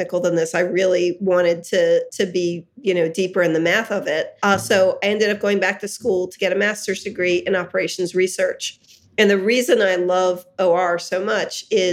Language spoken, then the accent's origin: English; Hershey, Pennsylvania, United States; I grew up in Hershey, Pennsylvania